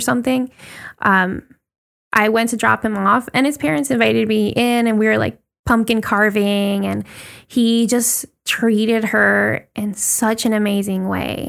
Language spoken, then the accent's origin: English; Puerto Rico; growing up in Puerto Rico the way that we did